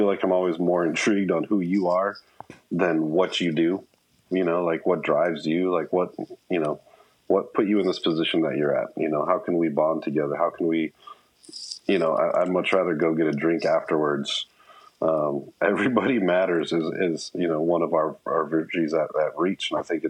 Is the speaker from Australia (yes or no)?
no; Papua New Guinea; However, growing up in Papua New Guinea was phenomenal.